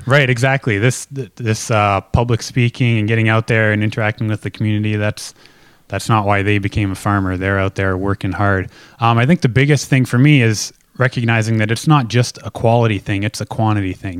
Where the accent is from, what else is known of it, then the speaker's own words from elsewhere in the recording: Lynden, Washington, United States; growing up in Linden, you grow up in the middle of a farming community